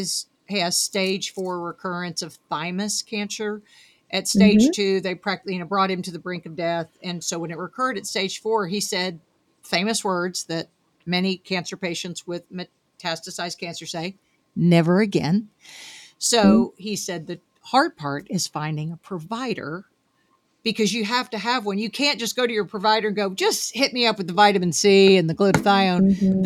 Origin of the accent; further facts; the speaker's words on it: Arkansas, United States; I'm from Arkansas.